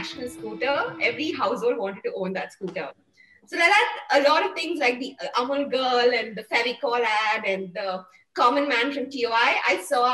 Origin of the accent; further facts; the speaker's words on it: Bangalore, Karnataka, India; also born or lived in Coorg; I'm from Coorg and basically grew up in Bangalore